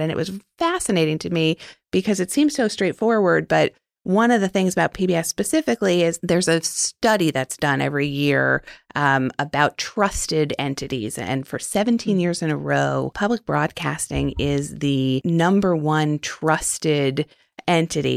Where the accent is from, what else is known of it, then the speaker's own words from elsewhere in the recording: New York City, New York, United States; moved away as an adult; also born or lived in Arlington, Virginia / Washington, D.C.; I was born and raised in Manhattan